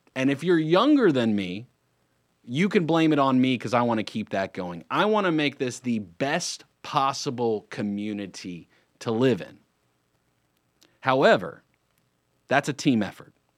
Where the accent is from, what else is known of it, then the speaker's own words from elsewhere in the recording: Lake Norman area, North Carolina, United States; I'm not going anywhere. I grew up here